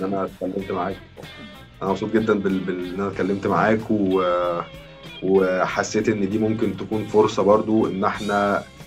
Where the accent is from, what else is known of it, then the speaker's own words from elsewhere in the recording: Egypt; عندنا في مصر